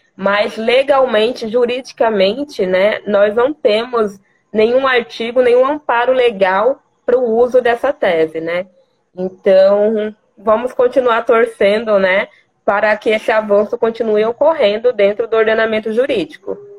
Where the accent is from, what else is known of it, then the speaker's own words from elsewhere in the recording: Vila Bela da Santíssima Trindade, Mato Grosso, Brazil; sou natural de Vila Bela da Santíssima Trindade, terra de Teresa de Benguela e a primeira capital do estado de Mato Grosso